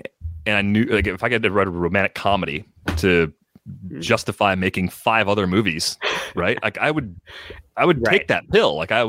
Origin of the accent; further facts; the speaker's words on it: Muskegon, Michigan, United States; also born or lived in Madison, Wisconsin; now in Bay Area, United States; in my neighborhood growing up in Muskegon